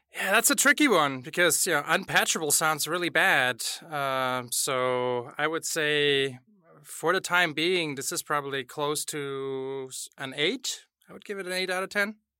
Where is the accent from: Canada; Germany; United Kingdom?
Germany; accent: German; English is a second language; moved away; I'm from Germany, uh, hence my lovely accent